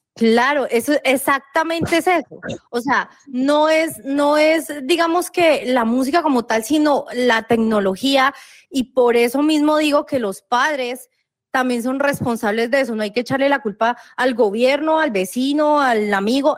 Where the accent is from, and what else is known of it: Colombia